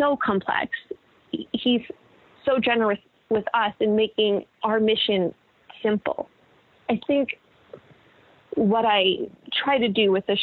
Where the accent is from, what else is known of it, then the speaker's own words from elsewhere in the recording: Connecticut, United States; moved away; my hometown in Connecticut